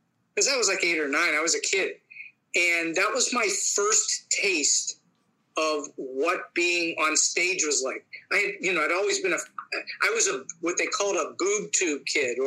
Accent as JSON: {"language": "English", "town": "Pittsburgh", "region": "Pennsylvania", "country": "United States", "tie": "born or raised there", "also_born_or_lived": "Hollywood", "moved": "yes", "said": "I taught for 10 years here in my hometown of Pittsburgh"}